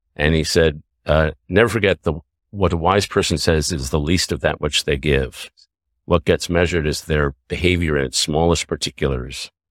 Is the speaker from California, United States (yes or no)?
no; New York City, New York, United States; also born or lived in Canada; Grew up in New York City